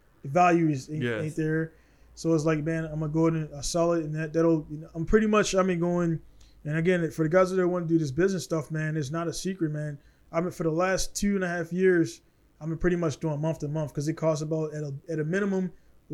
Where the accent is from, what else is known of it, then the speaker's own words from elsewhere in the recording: Baltimore, Maryland, United States; I'm from Baltimore